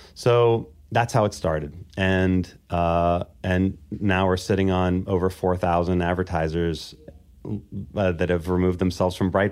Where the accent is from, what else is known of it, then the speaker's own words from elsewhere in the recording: Baltimore, Maryland, United States; in Baltimore, Maryland